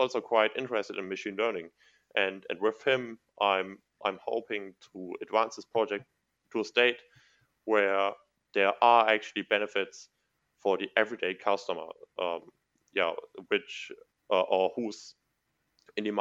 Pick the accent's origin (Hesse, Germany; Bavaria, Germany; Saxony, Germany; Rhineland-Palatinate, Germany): Rhineland-Palatinate, Germany; Mayen; I'm living in, it's my hometown